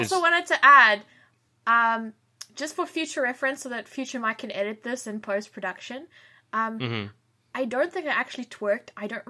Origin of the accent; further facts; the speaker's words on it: South Africa; now in British Columbia, Canada; I'll say I'm South African, and they'll be like, you're from South Africa, why are you white?